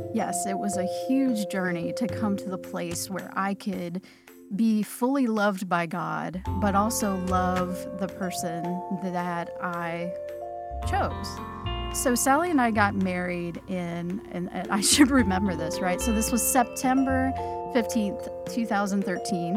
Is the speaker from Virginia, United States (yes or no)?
no; Lexington, Kentucky, United States; now in Louisville, United States; I live here in Louisville, Kentucky. I grew up in Lexington